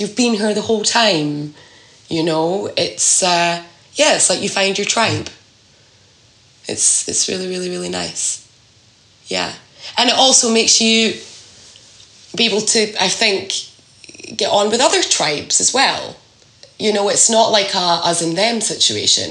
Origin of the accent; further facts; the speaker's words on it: Scotland, United Kingdom; moved away as an adult; I'm from Scotland, and I, that's where I, I grew up